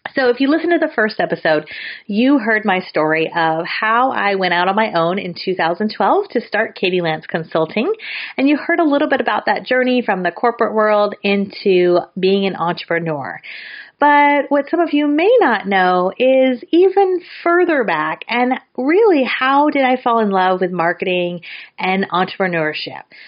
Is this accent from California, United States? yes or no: yes; San Francisco Bay Area, California, United States; I'm from the San Francisco Bay Area